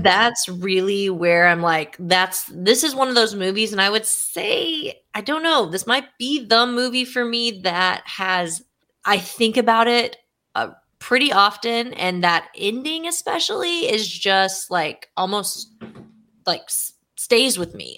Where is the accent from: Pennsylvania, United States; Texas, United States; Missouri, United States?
Texas, United States; Being a Texan